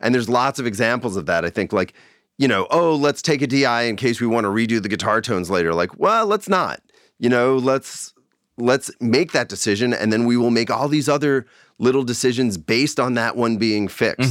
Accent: Long Island, New York, United States; now in Bay Area, United States; I grew up in New York

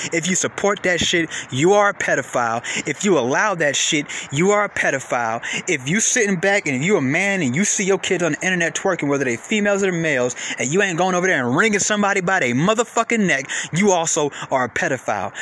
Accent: Atlanta, Georgia, United States; I'm from Atlanta

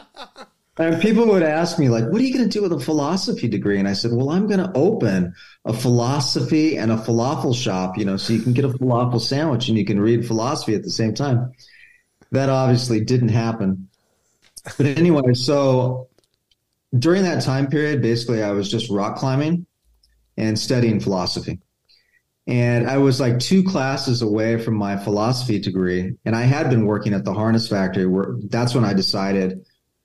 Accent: La Crescenta, California, United States; also born or lived in Vietnam; I grew up in La Crescenta

